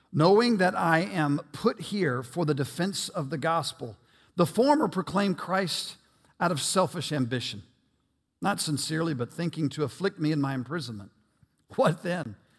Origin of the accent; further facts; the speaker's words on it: United States; I will never apologize for being an American